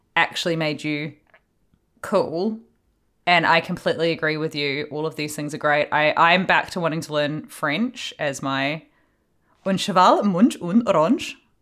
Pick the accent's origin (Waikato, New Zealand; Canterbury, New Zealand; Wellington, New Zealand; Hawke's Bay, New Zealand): Hawke's Bay, New Zealand; I'm from Hawke's Bay